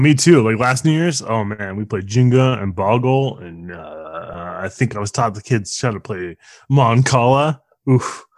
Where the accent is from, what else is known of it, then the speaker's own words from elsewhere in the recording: Bay Area, California, United States; I grew up in the Bay Area.